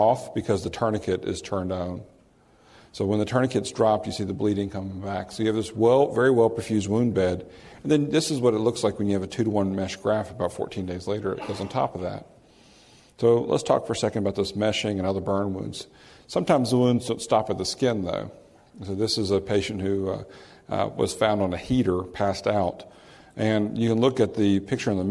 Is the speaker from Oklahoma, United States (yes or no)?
no; New Orleans, Louisiana, United States; I'm from New Orleans, and occasionally we have a few storms, and we have tarps on roofs